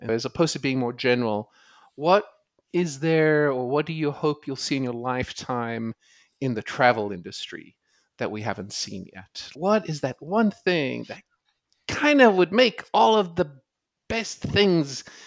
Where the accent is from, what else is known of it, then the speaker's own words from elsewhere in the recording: South Africa; moved away as an adult; now in United States; I grew up in South Africa watching and playing cricket